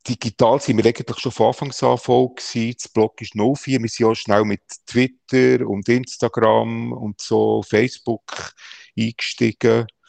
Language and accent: German; Bern, Switzerland; als Berner Gil bist